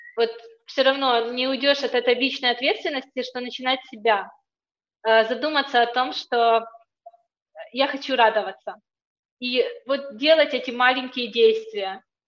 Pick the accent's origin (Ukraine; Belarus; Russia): Ukraine; moved away as an adult; also born or lived in England; я сама из Украины